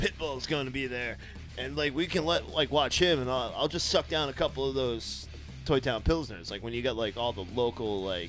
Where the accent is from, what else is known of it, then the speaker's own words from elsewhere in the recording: Winchendon, Massachusetts, United States; my hometown, Winchendon, Massachusetts